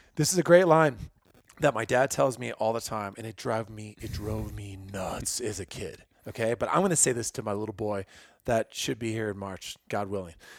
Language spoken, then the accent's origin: English; Illinois, United States; moved away; I grew up in Illinois